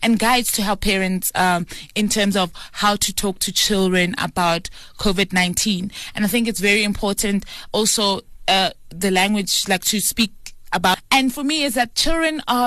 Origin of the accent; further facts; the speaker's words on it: South Africa; As a South African